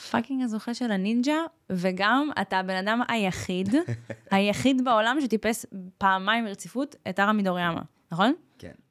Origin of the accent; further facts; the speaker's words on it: Russia; אני רוסייה ולא שתיתי אלכוהול.